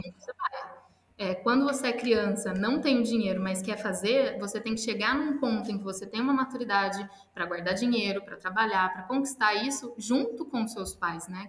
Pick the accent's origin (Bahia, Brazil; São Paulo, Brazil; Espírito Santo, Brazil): São Paulo, Brazil; São João da Boa Vista; moved away as an adult; also born or lived in London, United Kingdom / Italy; now in Dublin, Ireland; Eu nasci no, na cidade interior de São Paulo, São João da Boa Vista.